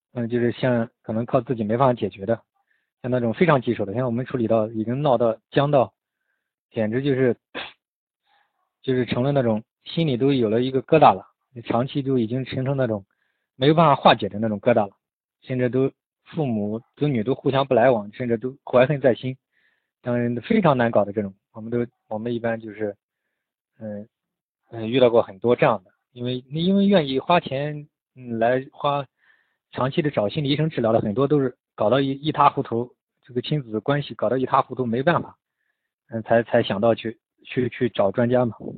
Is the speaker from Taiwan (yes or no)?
no; China; 我们中国人嘛，就很多，就是这样